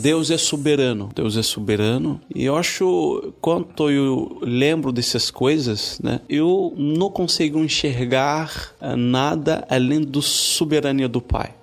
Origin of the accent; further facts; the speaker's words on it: Morocco; Portuguese is a second language; moved away as an adult; now in Brazil; eu sou marroquino de origem